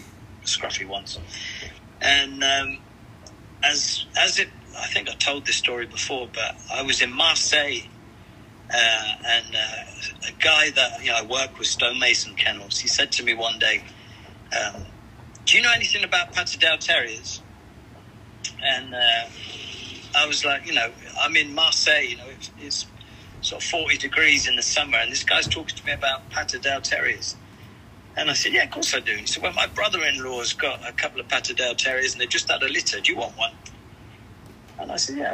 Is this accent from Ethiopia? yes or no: no; England, United Kingdom; being an Englishman, where I grew up, lots of the old boys used to have allotments